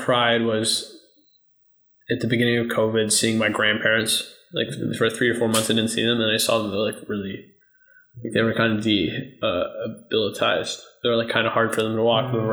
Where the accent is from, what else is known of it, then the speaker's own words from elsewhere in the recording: United States; I class myself as a American because I grew up here